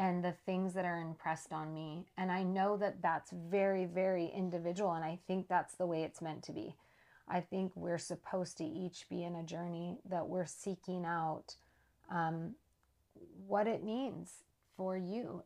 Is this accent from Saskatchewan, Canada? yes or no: yes; Saskatchewan, Canada; I was born in Saskatchewan, Canada. Like I mentioned, my parents were up there living on an Indian reservation